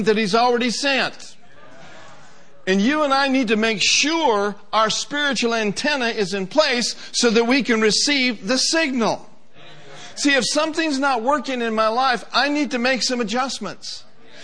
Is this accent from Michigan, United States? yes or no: no; Minneapolis, Minnesota, United States; I grew up in Minneapolis, Minnesota, and I was born in 1950